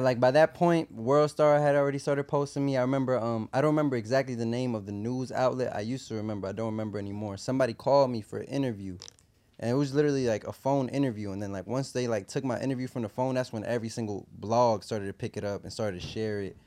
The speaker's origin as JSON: {"language": "English", "country": "Puerto Rico", "tie": "born or raised there", "also_born_or_lived": "New York, United States", "said": "at the age of two, I moved to Puerto Rico"}